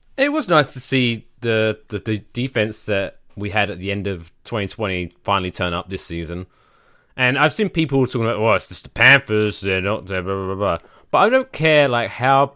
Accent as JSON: {"language": "English", "country": "United Kingdom", "said": "we're both British"}